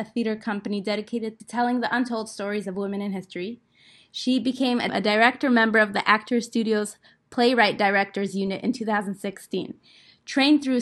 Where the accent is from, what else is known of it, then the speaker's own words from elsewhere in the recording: Moscow, Russia; I grew up in Moscow